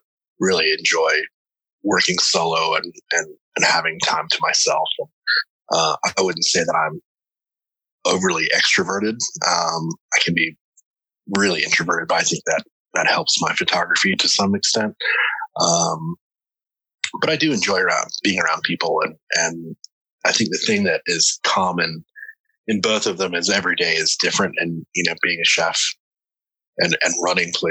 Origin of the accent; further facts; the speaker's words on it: South Carolina, United States; also born or lived in Tennessee; now in New York, United States; I grew up on the coast in South Carolina